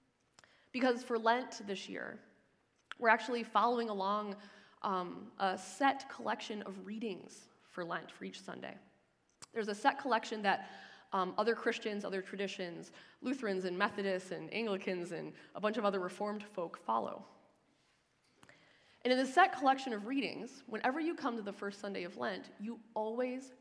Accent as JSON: {"language": "English", "area": "Lake Michigan", "region": "Midwest", "country": "United States", "tie": "born or raised there", "moved": "as an adult", "lives_now": "Ontario, Canada", "said": "I grew up on the shores of Lake Michigan"}